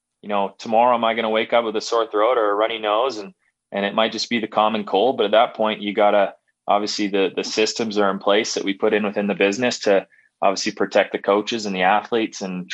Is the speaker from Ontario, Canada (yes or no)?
no; Calgary, Alberta, Canada; growing up in Calgary here